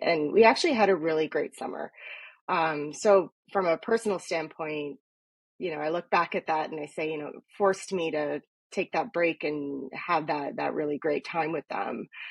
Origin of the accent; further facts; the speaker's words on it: Toronto, Ontario, Canada; also born or lived in East York, Toronto; i grew up in etobicoke so and now i mean i live in east york now but you know basically toronto girl